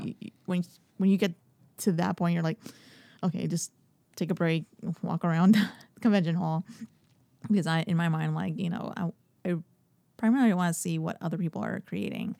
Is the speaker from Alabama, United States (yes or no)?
no; Miami, Florida, United States; I was born in Miami